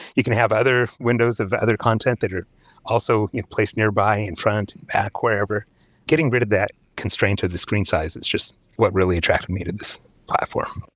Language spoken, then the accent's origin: English; Seattle, Washington, United States; I grew up in Seattle